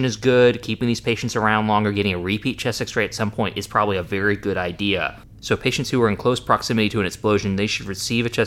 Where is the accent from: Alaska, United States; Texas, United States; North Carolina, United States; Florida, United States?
North Carolina, United States; I'm from North Carolina